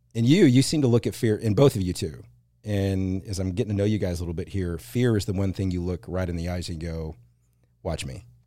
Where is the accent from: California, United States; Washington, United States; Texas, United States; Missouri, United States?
Texas, United States; Plano; I grew up in the Plano, Dallas area.